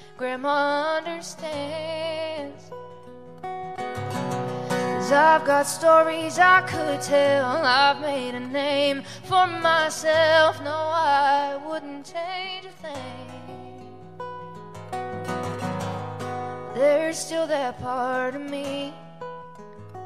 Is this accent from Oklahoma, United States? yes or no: yes; Owasso, Oklahoma, United States; moved away; I was raised in Tulsa, a little town called Owosso